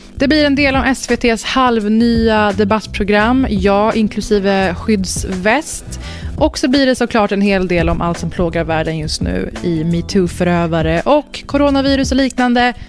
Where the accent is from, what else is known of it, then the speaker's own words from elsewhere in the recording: Sweden; jag är född och uppvuxen i Sverige